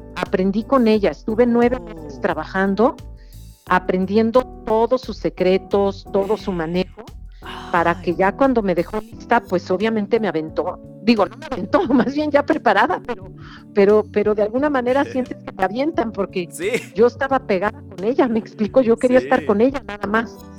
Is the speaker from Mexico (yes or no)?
yes; Mexico; nuestros ingredientes que nos definen como mexicanos